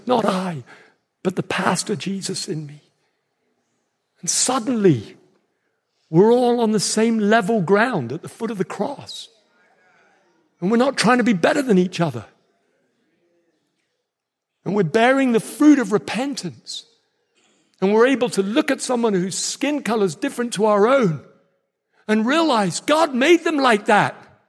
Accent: Nigeria; that means he sounds an awful lot like my friends I grew up with in Nigeria.

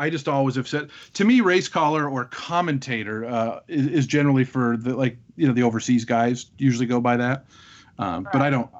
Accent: Renton, Washington, United States; I was born in Renton, Washington, which is about the hospital I was born at was about 2 miles from Old Long Acres Racecourse, which was a great racetrack from the early 1930s through 1992.

